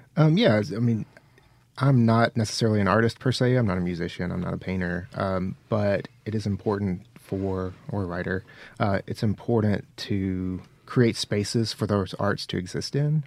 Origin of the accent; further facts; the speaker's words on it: Mississippi Delta, United States; I grew up in the Mississippi Delta, uh, somewhere between Batesville and Marks